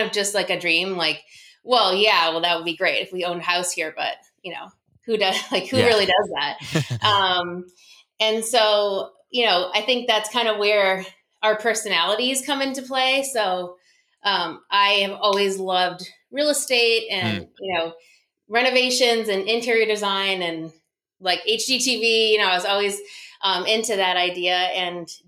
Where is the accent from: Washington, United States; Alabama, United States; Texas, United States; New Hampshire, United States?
New Hampshire, United States; moved away as an adult; also born or lived in Colorado; now in New Jersey, United States; I grew up in New Hampshire